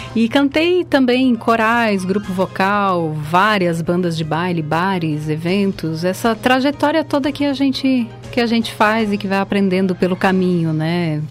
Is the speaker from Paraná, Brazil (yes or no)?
no; Ciríaco, Rio Grande do Sul, Brazil; Eu sou do de Siríaco, que é uma cidade no interior do estado, na Serra Gaúcha. Sou de uma comunidade rural no interior de Siríaco chamada São João Bosco